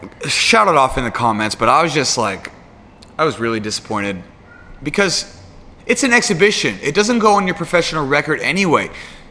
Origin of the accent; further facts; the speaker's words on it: United States; I'm an American, right?